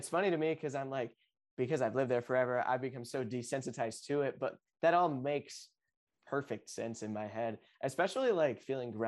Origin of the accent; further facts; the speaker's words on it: Topsail, North Carolina, United States; I grew up in Topsail, North Carolina